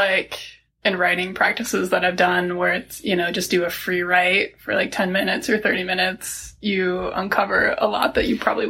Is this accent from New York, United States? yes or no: yes; Buffalo, New York, United States; now in Salt Lake City, United States; And I'm not originally from Utah. I grew up outside of Buffalo, New York.